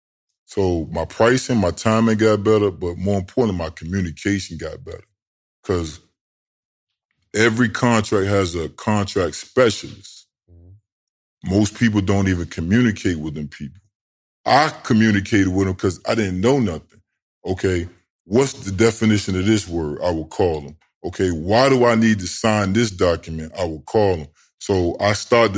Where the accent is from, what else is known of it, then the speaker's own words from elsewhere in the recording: Tidewater, Virginia, United States; moved away; also born or lived in Georgia; I'm from Tidewater.